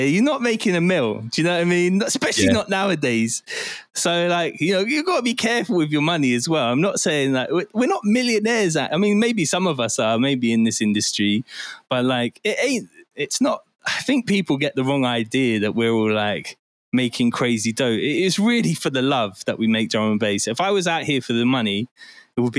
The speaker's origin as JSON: {"language": "English", "town": "Bristol", "region": "South West England", "country": "United Kingdom", "tie": "born or raised there", "also_born_or_lived": "Forest Gate, London", "said": "I was born in Forest Gate and then I moved to St. Paul's in Bristol and I was raised there."}